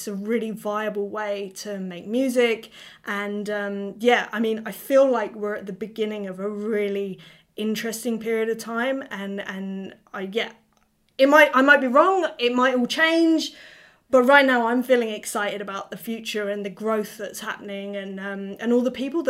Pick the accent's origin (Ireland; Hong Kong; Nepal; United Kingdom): United Kingdom; England; I'm being so English right now